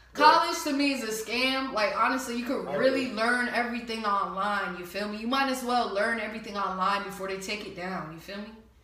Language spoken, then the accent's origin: English; New Jersey, United States; I'm from up north. I'm from Jersey.